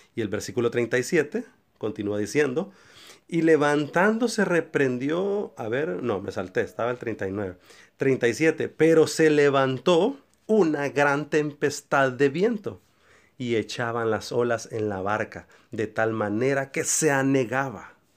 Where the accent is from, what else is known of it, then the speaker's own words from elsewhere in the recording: San Pedro Sula, Cortés, Honduras; encerrados aquí en mi país Honduras, mi ciudad San Pedro Sula